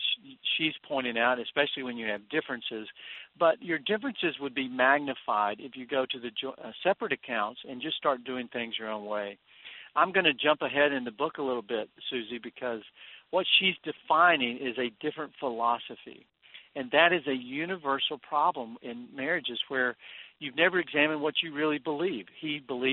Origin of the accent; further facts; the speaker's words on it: Texas, United States; I grew up in Texas where we had a saying that if there was friction in your marriage, there was sand in the sheets